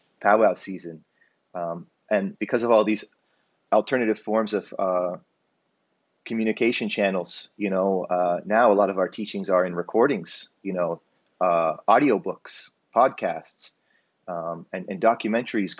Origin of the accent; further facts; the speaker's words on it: Hamilton, Ontario, Canada; I grew up in Hamilton, Ontario